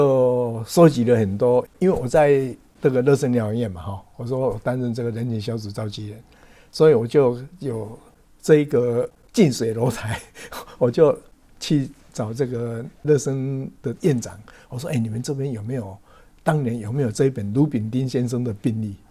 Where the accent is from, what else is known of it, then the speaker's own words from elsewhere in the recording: Taiwan; 我们台湾人